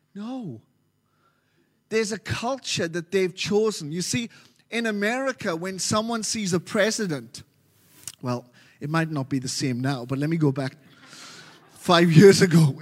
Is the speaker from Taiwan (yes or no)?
no; Wales, United Kingdom; moved away as an adult; now in Melbourne, Australia; I'm from Wales. Wales originally been here for nearly thirteen years now. uh, in Melbourne.